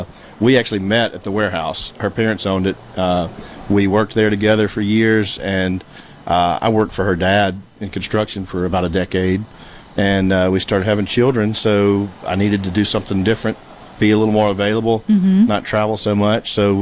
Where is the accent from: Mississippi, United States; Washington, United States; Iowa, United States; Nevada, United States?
Mississippi, United States; now in Cleveland, United States; I grew up in Edina, Mississippi.